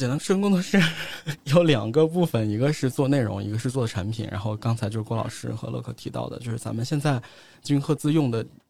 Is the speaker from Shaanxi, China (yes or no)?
no; Datong, Shanxi, China; also born or lived in Beijing; now in Chengdu, China; 就是土生土长的山西人